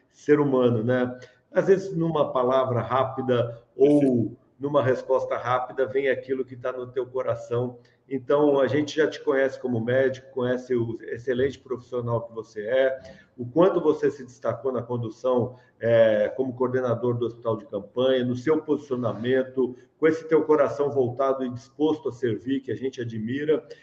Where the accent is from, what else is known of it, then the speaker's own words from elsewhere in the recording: São Paulo, Brazil; eu fui do Braz o resto da vida.